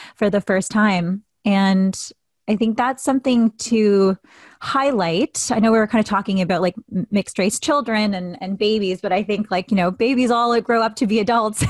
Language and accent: English; Canada; I am mixed Filipino Canadian